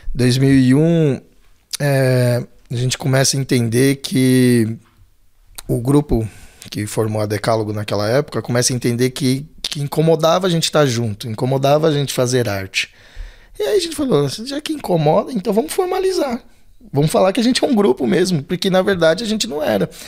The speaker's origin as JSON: {"language": "Portuguese", "region": "São Paulo", "country": "Brazil", "tie": "born or raised there", "also_born_or_lived": "Belenzinho, São Paulo", "said": "Eu nasci no Belenzinho. E aí, com três anos, minha família vem pro Ângela"}